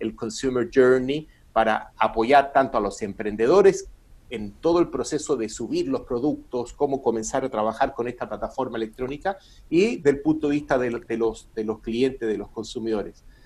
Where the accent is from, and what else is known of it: Chile